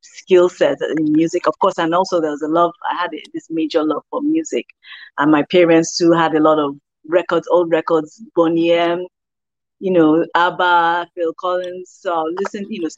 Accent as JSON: {"language": "English", "region": "Lagos", "country": "Nigeria", "tie": "born or raised there", "also_born_or_lived": "Toronto, Canada / Ilorin, Nigeria", "moved": "as an adult", "lives_now": "Washington, D.C., United States", "said": "I am Nigerian, definitely. Born in Canada and, you know, raised in Lagos City"}